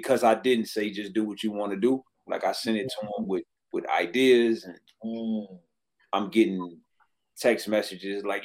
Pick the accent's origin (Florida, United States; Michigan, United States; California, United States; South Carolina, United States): Michigan, United States; Detroit; I was from Detroit